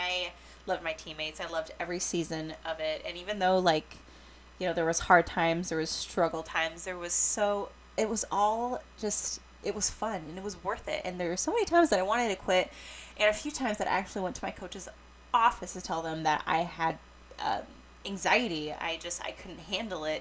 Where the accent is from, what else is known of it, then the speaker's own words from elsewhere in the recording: Washington, United States; I grew up and live in Washington State